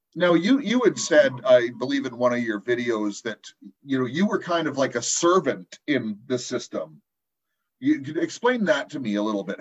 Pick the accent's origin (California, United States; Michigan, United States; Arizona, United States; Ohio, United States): California, United States; Compton; I grew up in Compton in the early 70s